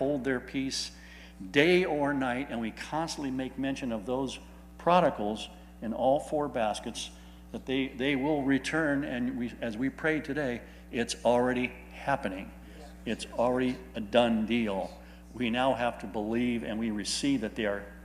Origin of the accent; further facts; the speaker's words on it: California, United States; I'm from California